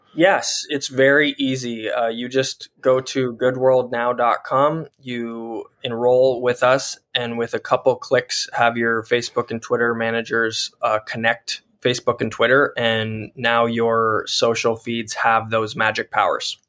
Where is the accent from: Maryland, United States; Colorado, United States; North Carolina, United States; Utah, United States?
Colorado, United States; I grew up in Colorado as a studio artist